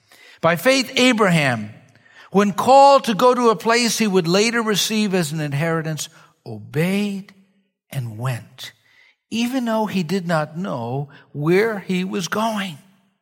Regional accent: New York, United States; I'm a New Yorker. I'm used to entertainment.

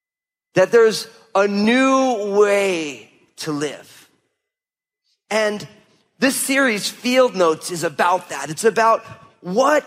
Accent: New Jersey, United States; We grew up in New Jersey, but the reason we grew up in New Jersey was because when my parents started having kids

